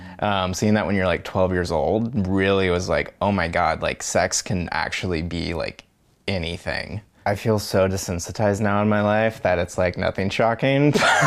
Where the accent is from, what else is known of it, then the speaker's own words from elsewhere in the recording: Bainbridge Island, Washington, United States; I'm 29 years old and I grew up over on Bainbridge Island.